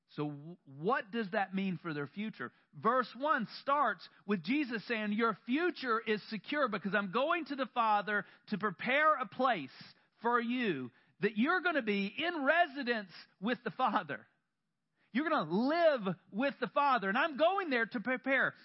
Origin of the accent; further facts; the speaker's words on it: the South, United States; I grew up in the South, and up until I was 18